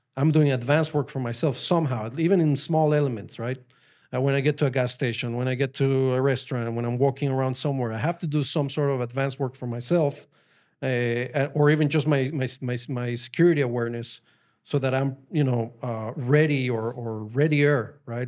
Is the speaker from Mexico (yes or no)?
yes; Mexico City, Mexico; English is a second language; moved away as an adult; also born or lived in Colorado, United States; now in Israel; I grew up in Mexico. Like, I went all the way to high school. I was just in Mexico. Mexico City